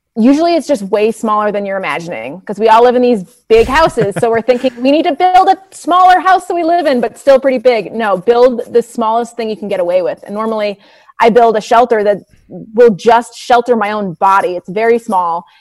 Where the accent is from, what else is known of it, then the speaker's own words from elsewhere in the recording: New England, United States; I grew up in New England